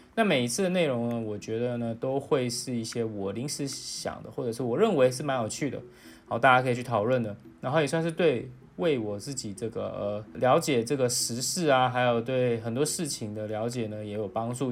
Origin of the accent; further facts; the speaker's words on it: Taiwan; 作为一个台湾人